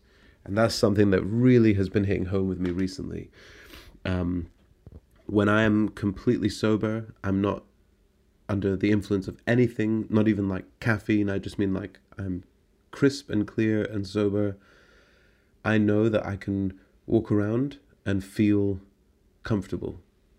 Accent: Scotland, United Kingdom; it's an attitude in the city within which I grew up in Scotland.

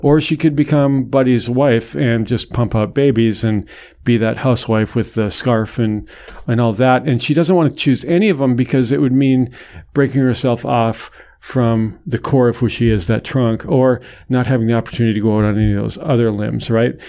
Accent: North Dakota, United States; moved away; my home state of North Dakota

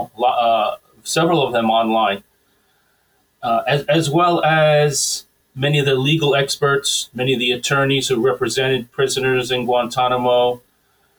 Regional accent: New Jersey, United States; also born or lived in Naperville, Illinois; I was born in Illinois, but I was raised in New Jersey

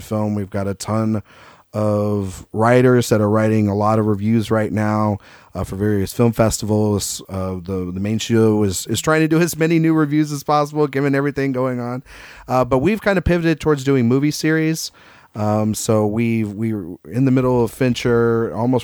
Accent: Texas, United States; I am from Texas

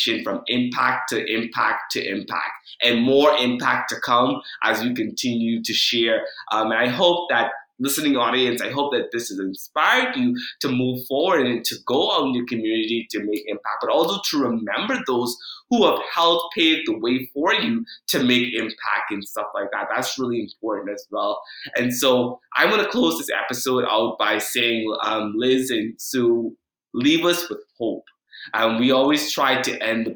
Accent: Bahamas; moved away; I come from a family growing up in the Bahamas

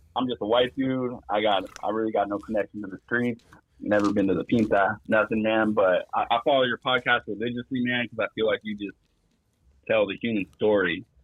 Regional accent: East Bay, California, United States; I'm from the East Bay

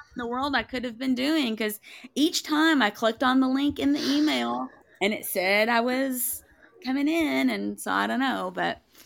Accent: Tennessee, United States; I am from Tennessee.

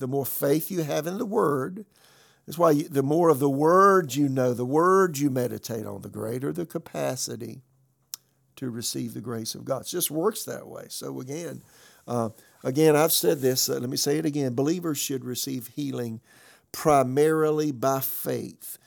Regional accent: Florence, South Carolina, United States; moved away; also born or lived in Raleigh, North Carolina; my hometown, Florence, South Carolina

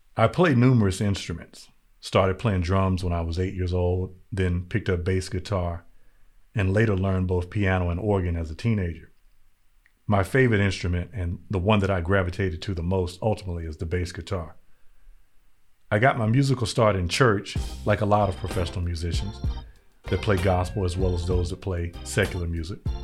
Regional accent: North Carolina, United States; growing up in North Carolina in the eighties and the nineties

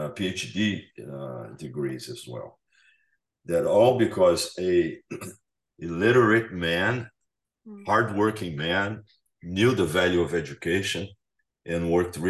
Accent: Brazil; moved away; I'm from Brazil

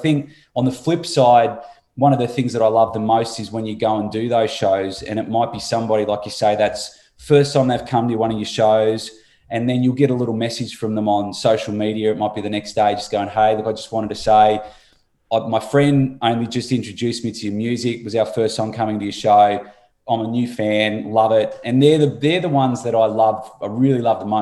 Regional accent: Turners Beach, Tasmania, Australia; also born or lived in Launceston, Australia; now in Gold Coast, Australia; I was born in Launceston, grew up on the northwest coast, a little place called Turner's Beach

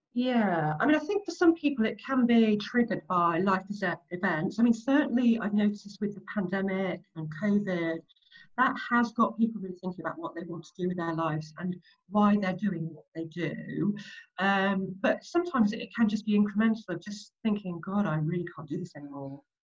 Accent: Nottinghamshire, East Midlands, United Kingdom; moved away as an adult; now in London, United Kingdom; I grew up in Nottinghamshire, so in the Midlands.

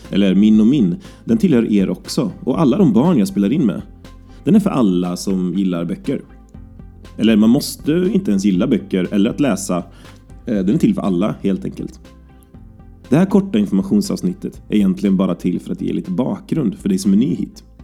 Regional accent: Falköping, Västra Götaland, Sweden; now in Gothenburg, Sweden; Jag kommer ursprungligen från Falköping. Men jag har bott i Göteborg i snart åtta år.

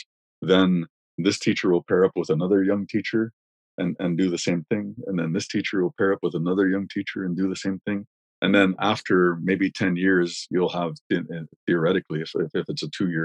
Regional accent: Wikwemikong, Ontario, Canada; moved away; my hometown has a population on reserve of, well, I don't know, let's say 5,000 people

